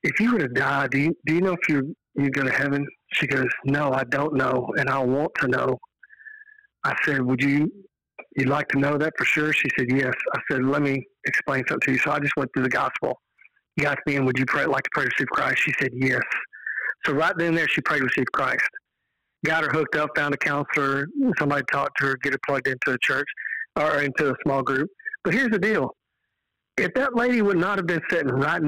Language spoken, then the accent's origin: English; Texas, United States; I'm from Texas." She said, "Yeah, I can tell by the accent."